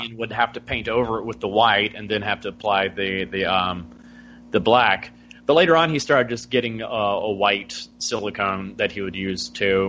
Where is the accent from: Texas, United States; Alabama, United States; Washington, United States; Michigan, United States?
Alabama, United States; born and bred in Alabama.